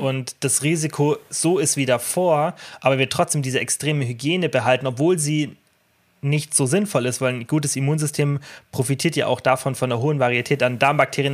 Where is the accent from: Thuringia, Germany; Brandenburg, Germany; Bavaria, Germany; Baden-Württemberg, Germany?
Bavaria, Germany; Allgäu; bei uns im Allgäu